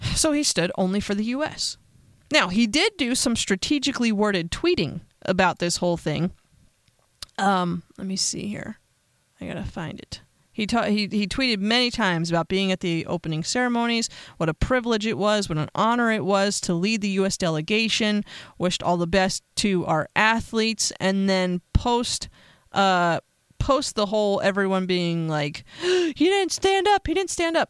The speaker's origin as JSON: {"language": "English", "country": "United States", "said": "As an American"}